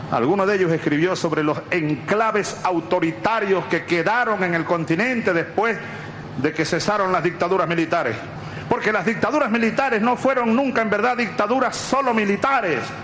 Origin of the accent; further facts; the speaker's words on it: Venezuela; los soldados venezolanos de hoy que aquí estamos